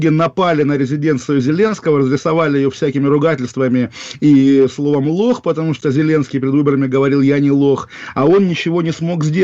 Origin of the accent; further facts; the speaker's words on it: Moscow, Russia; я из Москвы.